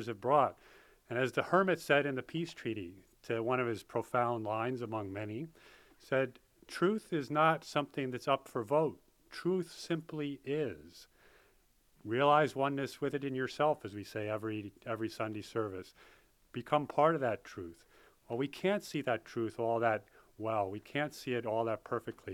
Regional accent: Poughkeepsie, New York, United States; I grew up in Poughkeepsie, New York

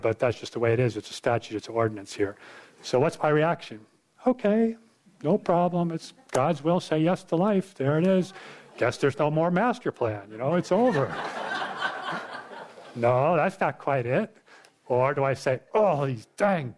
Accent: New York, United States; I grew up in New York State

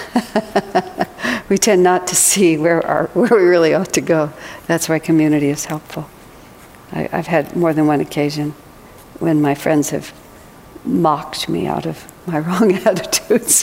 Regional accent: United States; I am American

